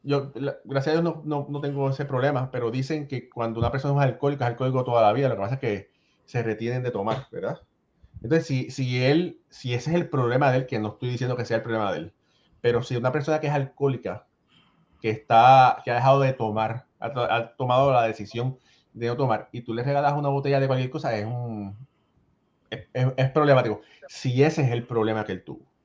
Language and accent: Spanish; Ponce, Puerto Rico; Yo soy de Ponce